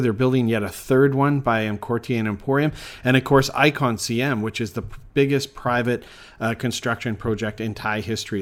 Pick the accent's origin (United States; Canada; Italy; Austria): Canada; now in Bangkok, Thailand; being Canadian